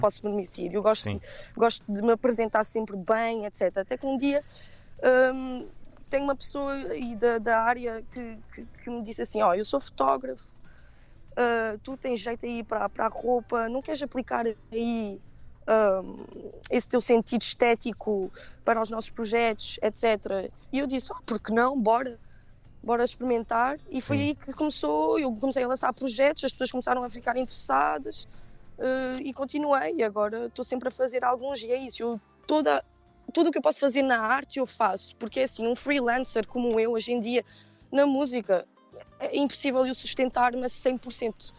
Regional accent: Geneva, Switzerland; moved away as an adult; now in Portugal; eu nasci na Suíça, né? Os meus pais são imigrantes. Uhum. Um, ehm, que emigraram nos anos 80 em, em Genebra

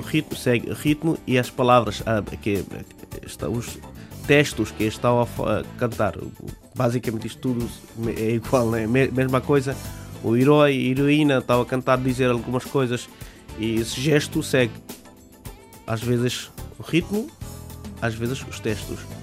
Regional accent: Bangladesh; Portuguese is a second language; moved away as an adult; now in Portugal; Eu disse que eu sou do Bangladesh

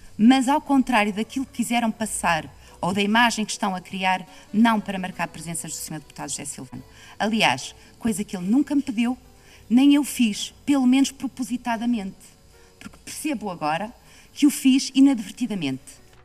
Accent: Alto Minho, Viana do Castelo, Portugal; eu sou do Alto Minho

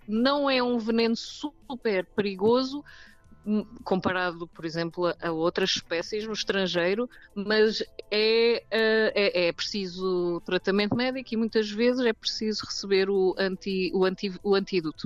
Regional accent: South Africa; eu nasci na África do Sul

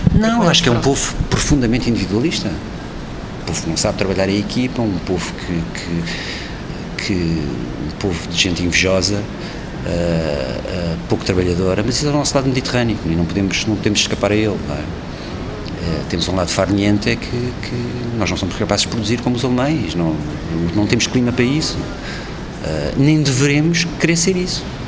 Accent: Portugal; Sou português, faço parte da Europa

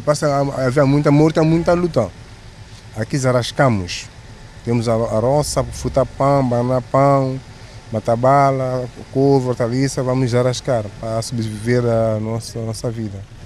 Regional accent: São Tomé, São Tomé & Príncipe; Nunca, nunca saí de São Tomé

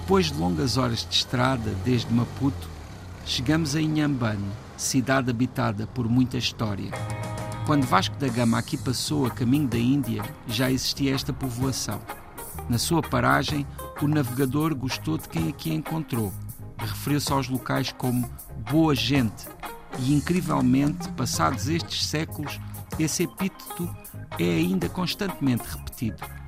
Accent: Portugal; somos portugueses

